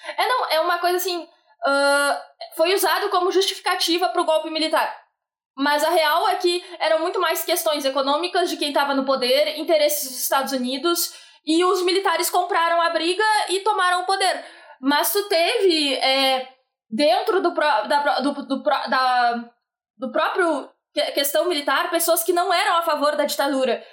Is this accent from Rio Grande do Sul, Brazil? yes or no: yes; Bagé, Rio Grande do Sul, Brazil; eu e o Felipe somos de Bagé